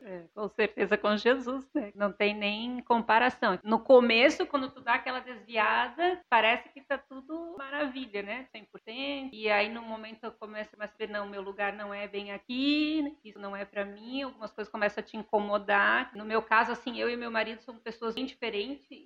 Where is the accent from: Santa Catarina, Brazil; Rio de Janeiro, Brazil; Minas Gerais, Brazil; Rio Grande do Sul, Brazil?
Santa Catarina, Brazil; São Francisco do Sul; now in Jaraguá do Sul, Brazil; Eu sou natural de São Francisco do Sul.